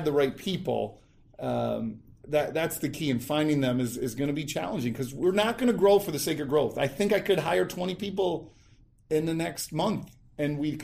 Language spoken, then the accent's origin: English; Rotterdam, New York, United States; I grew up about 10 minutes from here in a town called Rotterdam, Shelmont High School.